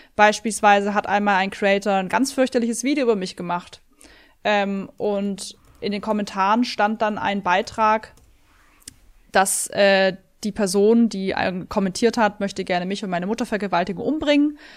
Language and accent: German; Swabia, Germany; ich bin ein Schwabe